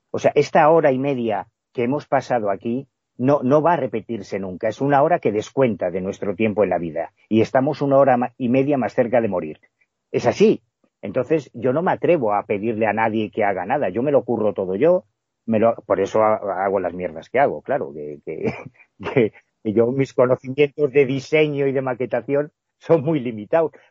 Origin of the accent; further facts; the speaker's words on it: Galicia, Spain; siendo un gallego que creció en los años 80 en la Galicia de la heroína, yo creo que a mí estos temas me salvaron la vida